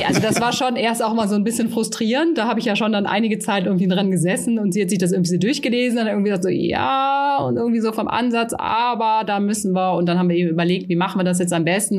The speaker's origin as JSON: {"language": "German", "region": "Rhineland", "country": "Germany", "moved": "yes", "lives_now": "Bavaria, Germany", "said": "ich komme ursprünglich aus dem Rheinland. Ich glaube auch so, wir haben da ja schon so eine etwas direktere Mentalität als hier in Bayern"}